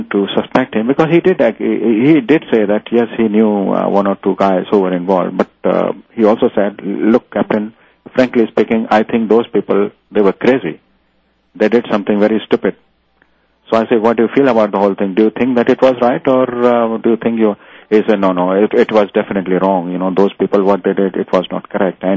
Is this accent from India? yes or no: yes; India; now in New Zealand; I come from India